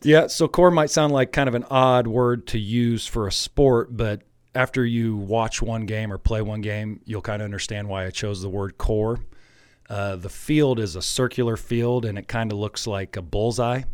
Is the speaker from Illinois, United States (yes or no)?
yes; Alexis, Illinois, United States; I'm an Alexis native, born and raised in Alexis.